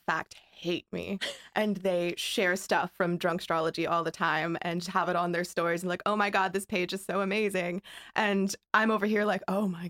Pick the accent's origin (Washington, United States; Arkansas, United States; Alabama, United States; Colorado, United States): Alabama, United States; So I'm from Alabama